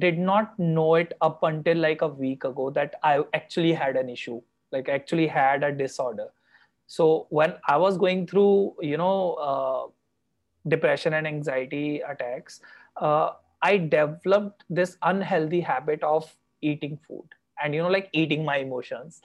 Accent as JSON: {"language": "English", "country": "India", "said": "I come from India, which still does not accept LGBT"}